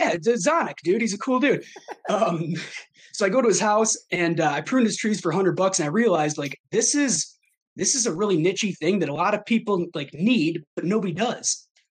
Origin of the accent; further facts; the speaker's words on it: Armada, Michigan, United States; also born or lived in Traverse City, Michigan / Tampa, Florida / Maine; I grew up in Armada, this little small town that I'm from.